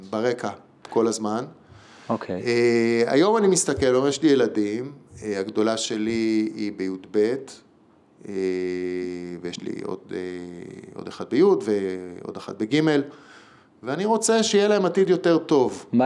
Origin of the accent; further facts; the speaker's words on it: Belgium; also born or lived in England; אני גרתי שנה {S1} באוסטרליה ואני גדלתי בתור ילד בבלגיה וגדלתי באנגליה בתיכון.